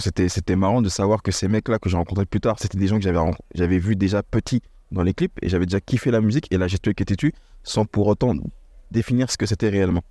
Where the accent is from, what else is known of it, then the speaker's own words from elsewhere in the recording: Lognes, Île-de-France, France; moved away as an adult; also born or lived in Paris / Copenhagen, Denmark / Singapore; now in Toulouse, France; J'ai grandi, euh, c'est vrai que je suis parisien, mais on j'ai grandi à Logne, en, en Seine-et-Marne